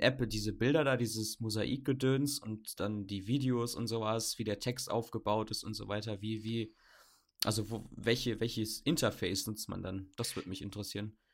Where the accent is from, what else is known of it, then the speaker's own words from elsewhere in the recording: Bamberg, Bavaria, Germany; ich komme jetzt nicht aus Berlin, ich komme aus Bamberg, aus dem Süden